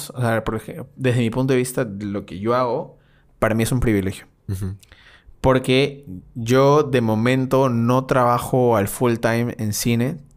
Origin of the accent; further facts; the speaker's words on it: Peru; extrañé mucho Perú